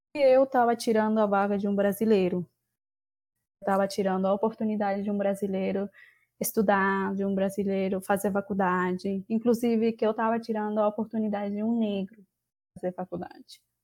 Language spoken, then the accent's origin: Portuguese; Peru; Portuguese is a second language; moved away as an adult; now in Catalão, Brazil; eu sou peruana